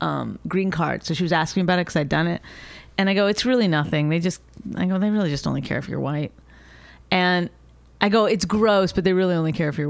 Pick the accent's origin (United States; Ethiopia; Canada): Canada; because she's Canadian and I'm Canadian.